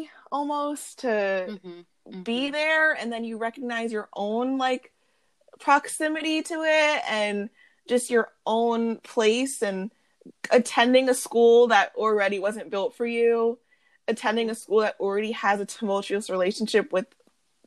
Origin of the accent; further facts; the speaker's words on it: suburban New York, United States; first language English; We are middle-class suburban New York girls